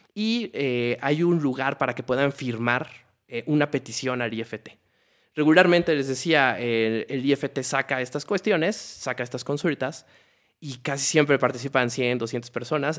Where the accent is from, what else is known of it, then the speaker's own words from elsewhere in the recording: Mexico; como mexicanos